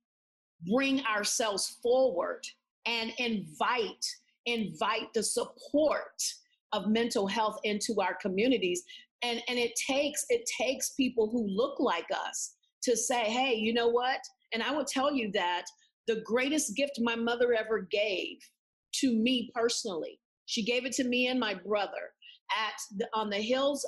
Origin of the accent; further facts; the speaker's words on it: San Antonio, Texas, United States; now in Tulsa, United States; I didn't grow up in Tulsa. I grew up in San Antonio, Texas. I was a part of a military family